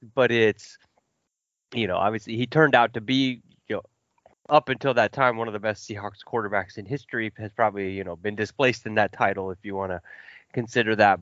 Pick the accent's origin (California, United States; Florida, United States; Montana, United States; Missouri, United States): Missouri, United States; Kansas City; I grew up in the Midwest in Kansas City and outside Kansas City